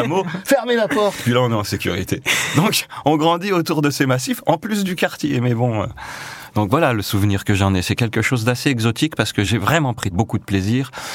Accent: Échirolles, Auvergne-Rhône-Alpes, France; moved away as an adult; also born or lived in La Tronche / Paris; Donc je suis né effectivement à La Tronche, à l'île verte dans le centre-ville, on y est resté quelques années. Et puis en 74, euh, mon père euh, a travaillé à Échirol, qui est une commune voisine.

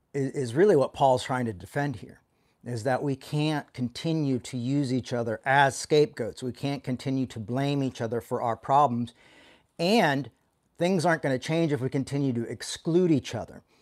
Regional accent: the South, United States; when I was growing up in the South

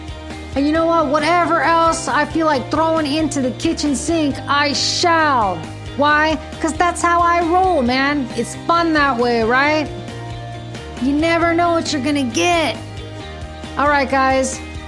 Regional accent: Fremont, California, United States; moved away as an adult; now in South Carolina, United States; my hometown in Fremont, California.

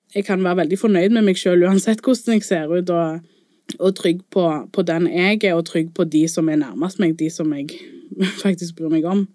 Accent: Colombia; now in Norway; der jeg kommer fra i Colombia

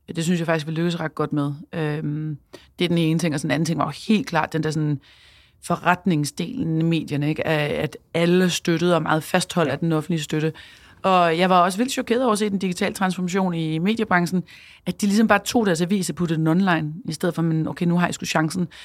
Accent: Copenhagen, Capital Region of Denmark, Denmark; så er jeg mor og københavner og iværksætter

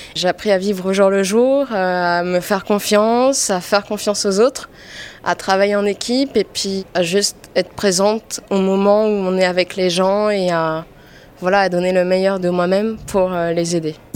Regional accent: French Polynesia; moved away as an adult; now in Paris, France; je viens de Polynésie et je suis rentrée en France

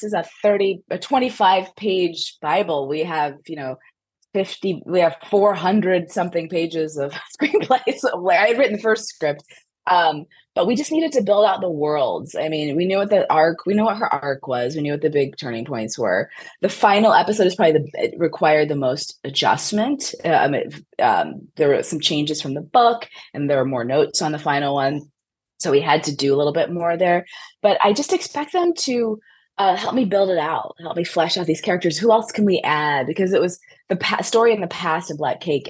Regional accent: Midwest, United States; I was born in the Midwest. Like, I've never lived anywhere but the United States

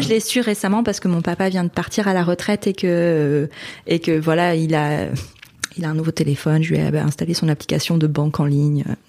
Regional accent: Hauts-de-France, France; also born or lived in Canada; now in Lille, France; Je viens de la Vénois donc qui est dans une petite bourgade du nord. Ça reste dans les Hauts-de-France, hein, ça reste dans le nord

